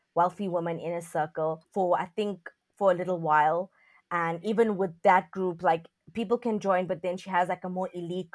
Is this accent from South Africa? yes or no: yes; South Africa; also born or lived in China; I'm from South Africa.